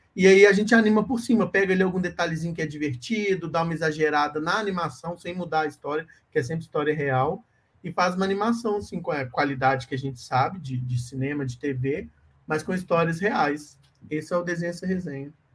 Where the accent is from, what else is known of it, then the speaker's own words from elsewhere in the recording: Minas Gerais, Brazil; eu como mineiro